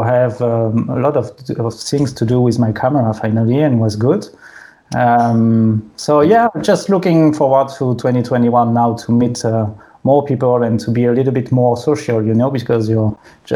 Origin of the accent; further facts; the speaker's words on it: France; English is a second language; also born or lived in Sydney, Australia; The English at school in France is really bad